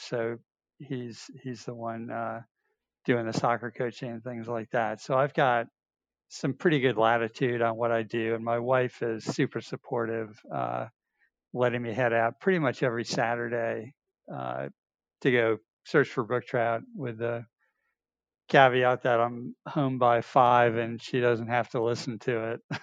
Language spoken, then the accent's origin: English; north of New York City, United States; now in Georgia, United States; I grew up in New York, north of New York City, far enough north that we had a ski team